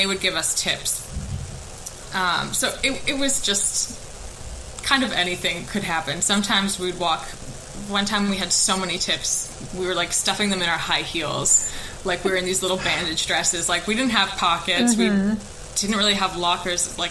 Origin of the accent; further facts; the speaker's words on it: United States; moved away; I'm from America